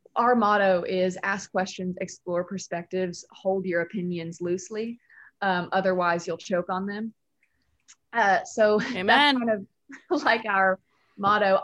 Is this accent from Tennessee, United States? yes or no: yes; Nashville, Tennessee, United States; also born or lived in New York; I'm from Nashville